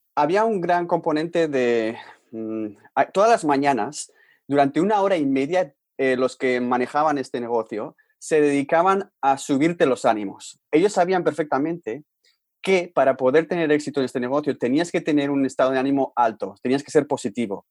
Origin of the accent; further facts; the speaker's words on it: Bilbao, Basque Country, Spain; moved away as an adult; also born or lived in Vancouver, Canada; Bilbao, de donde eh, somos nosotros